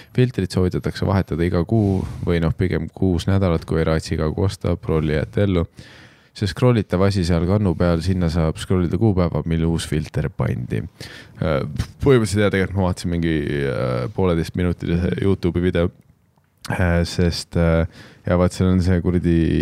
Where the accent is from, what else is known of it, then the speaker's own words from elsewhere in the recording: Tallinn, Harju County, Estonia; olles ise üles kasvanud Nõmmel